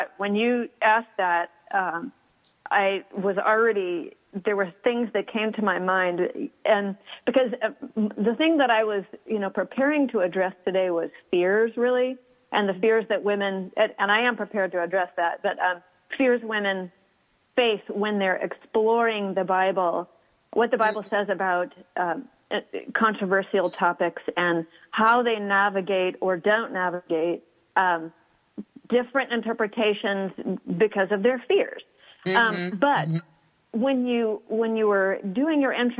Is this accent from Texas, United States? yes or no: yes; Houston, Texas, United States; moved away; I am from Houston and I love my hot weather